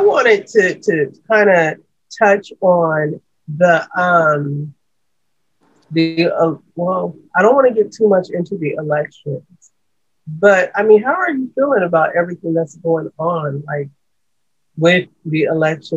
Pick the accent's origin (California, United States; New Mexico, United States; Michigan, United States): California, United States; San Diego; I grew up in Encanto.